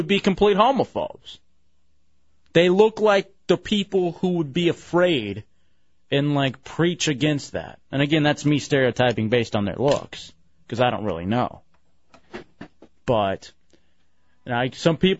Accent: Dallas, Texas, United States; I grew up in Dallas, Oak Lawn was the quote-unquote gay neighborhood in Dallas

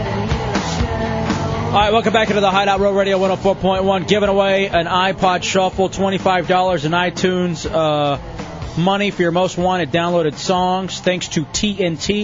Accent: Lubbock, Texas, United States; I was born in Lubbock, Texas

